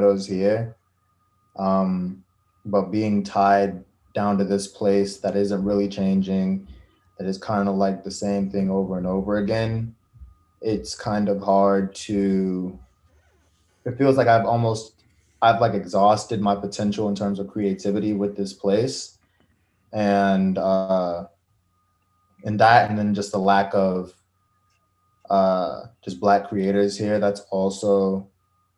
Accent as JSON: {"language": "English", "town": "Charleston", "region": "West Virginia", "country": "United States", "tie": "born or raised there", "said": "I was born here. I was born in Charleston, so not rural West Virginia, but Like, I've lived here all 23 years of my life."}